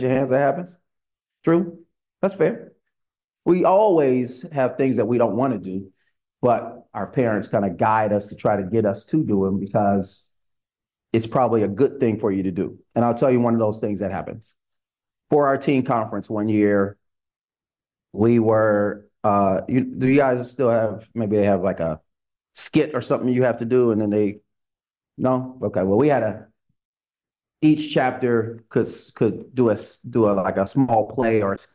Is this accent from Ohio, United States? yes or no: yes; Ohio, United States; I grew up in Ohio. So I was in the Midwest region.